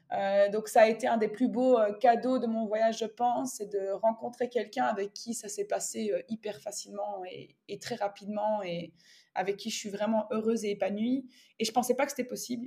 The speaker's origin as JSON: {"language": "French", "country": "Belgium", "moved": "as an adult"}